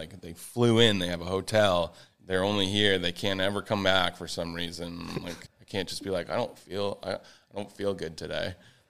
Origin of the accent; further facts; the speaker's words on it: New England, United States; moved away as an adult; now in Florida, United States; I'm from New England, and it's just, there was like 6 feet of snow on the ground, and yeah. I've lived there my whole life.